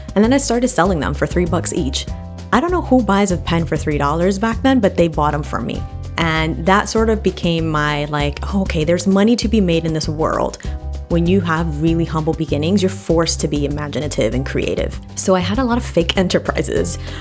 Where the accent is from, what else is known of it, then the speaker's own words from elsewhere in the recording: New York City, New York, United States; I grew up in Washington Heights and then from the Bronx